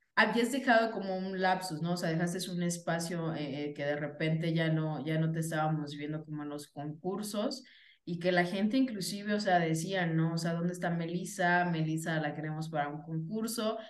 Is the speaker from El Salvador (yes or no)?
no; Venustiano Carranza, Michoacán, Mexico; moved away; mi acta de nacimiento, déjenme les digo, sí, mis primeros años son de Venustiano Carranza, Michoacán